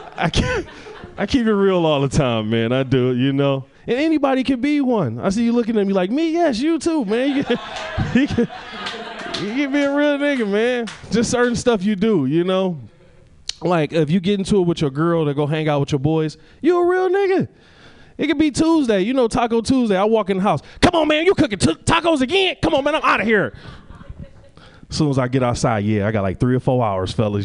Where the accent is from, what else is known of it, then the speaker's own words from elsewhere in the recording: Detroit, Michigan, United States; I'm originally from Detroit.